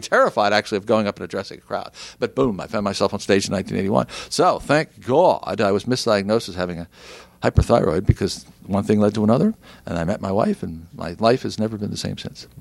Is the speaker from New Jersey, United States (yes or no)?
yes; New Jersey, United States; also born or lived in Philadelphia; I grew up in South Jersey, right across the river from Philadelphia